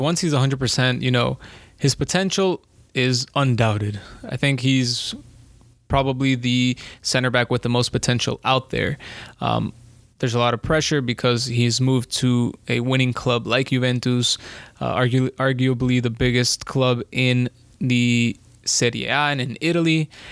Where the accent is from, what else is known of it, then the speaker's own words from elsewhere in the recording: Colombia; I'm from Colombia